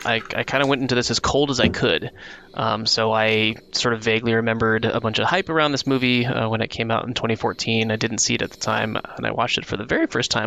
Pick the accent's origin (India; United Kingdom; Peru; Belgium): United Kingdom; Wales; So as a Welshman